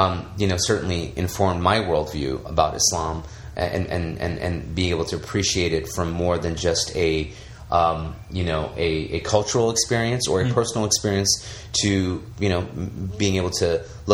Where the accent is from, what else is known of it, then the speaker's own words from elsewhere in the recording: India; I mean, as an Indian, how many people identify with Apu